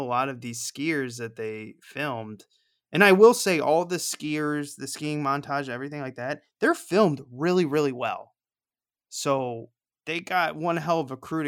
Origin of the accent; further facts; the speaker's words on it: Missouri, United States; I grew up in Missouri